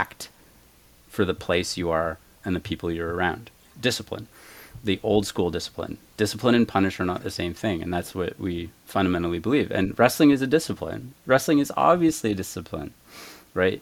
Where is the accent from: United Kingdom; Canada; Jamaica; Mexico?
Canada; moved away as an adult; now in United States; I'm French Canadian